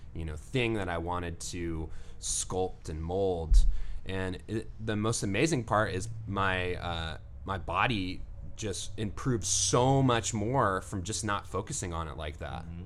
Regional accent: Santa Cruz, California, United States; I'm from Santa Cruz

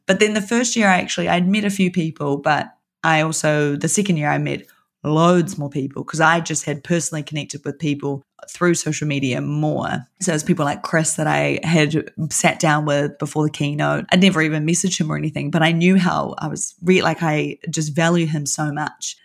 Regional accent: New Zealand; I'm from New Zealand

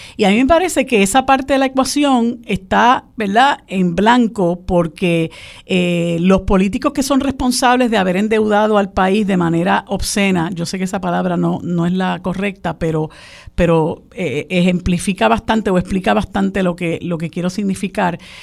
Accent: Puerto Rico; nuestros compatriotas puertorriqueños

